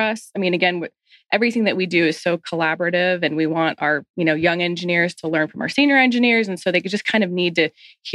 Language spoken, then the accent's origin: English; Atlanta, Georgia, United States; I grew up here in Atlanta